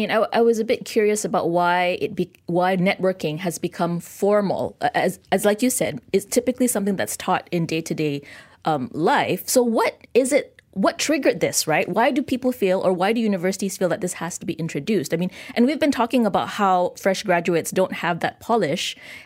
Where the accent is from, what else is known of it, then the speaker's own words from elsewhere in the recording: Malaysia; Every day is Malaysia Day for me, Philip.